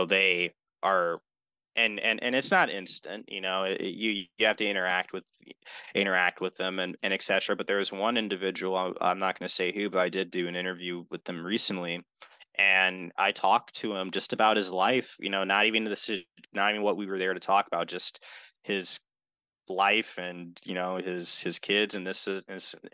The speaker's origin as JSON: {"language": "English", "town": "Milwaukee", "region": "Wisconsin", "country": "United States", "tie": "born or raised there", "also_born_or_lived": "Wauwatosa, Wisconsin", "said": "growing up here and growing up in the city of Milwaukee and then moving to Wauwatosa"}